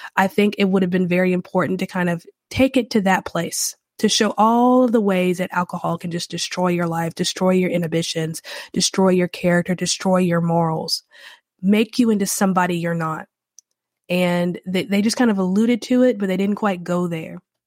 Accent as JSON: {"language": "English", "region": "North Carolina", "country": "United States", "also_born_or_lived": "Louisiana", "moved": "yes", "lives_now": "New Orleans, United States", "said": "I do live in Louisiana, and I'm from North Carolina"}